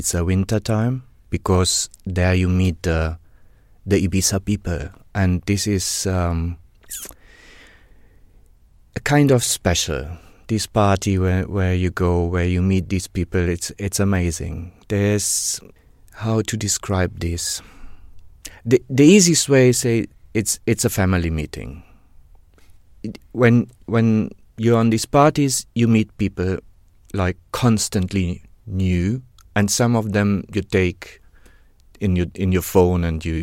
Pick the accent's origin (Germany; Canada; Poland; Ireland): Germany; Warstein, North Rhine-Westphalia; English is a second language; moved away as an adult; also born or lived in Bielefeld; I was born in Sauerland, in Warstein.